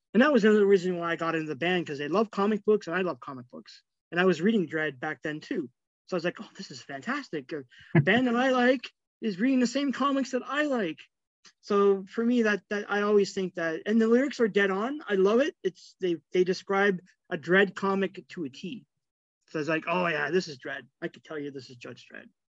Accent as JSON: {"language": "English", "town": "Toronto", "region": "Ontario", "country": "Canada", "tie": "born or raised there", "said": "growing up in Scarborough, um, Scarborough, like suburbs of Toronto"}